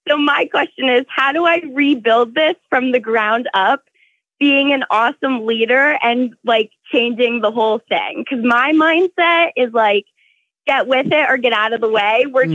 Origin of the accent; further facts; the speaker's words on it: Jacksonville, Florida, United States; I'm from Jacksonville, Florida.